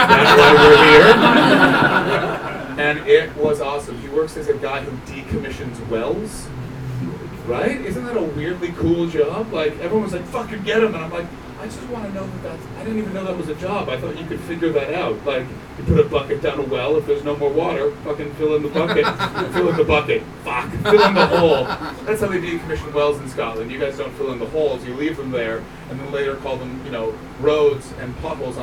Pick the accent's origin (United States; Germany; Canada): Canada; I am from Canada. We don't have posh people there